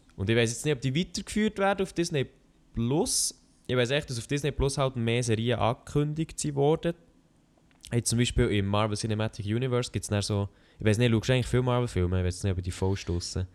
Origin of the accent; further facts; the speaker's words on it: Bern, Switzerland; als Berner